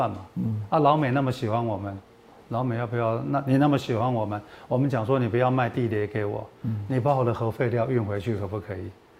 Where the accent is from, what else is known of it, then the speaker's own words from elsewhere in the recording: Taiwan; 我们台湾人